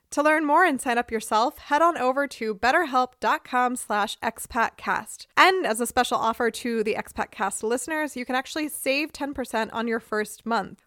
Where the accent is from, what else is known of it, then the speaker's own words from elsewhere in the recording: United States; now in Germany; U S Christmas is kind of the worst in most ways, but it's what I grew up